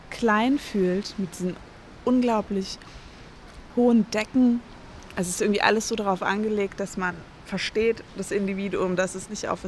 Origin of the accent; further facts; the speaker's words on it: Hesse, Germany; now in Berlin, Germany; Unterschiedlich. Also teilweise ähm, im Odenwald. Also wir sind ein paar Mal umgezogen, aber teilweise im Odenwald, das ist bei Frankfurt.